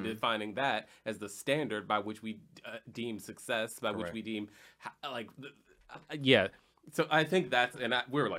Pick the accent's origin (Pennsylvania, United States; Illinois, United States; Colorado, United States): Illinois, United States; Chicago; And I'm from Chicago. I've not lived there for a long time. I went to Howard. I worked in corporate America. I've lost so much of my accent from Chicago.